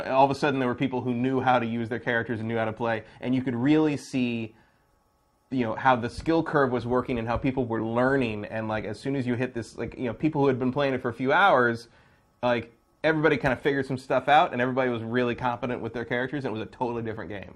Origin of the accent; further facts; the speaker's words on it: Bay Area, California, United States; I'm from the Bay Area.